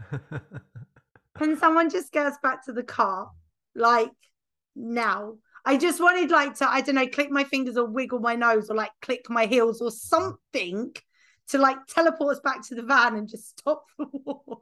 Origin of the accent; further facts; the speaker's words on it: United Kingdom; being British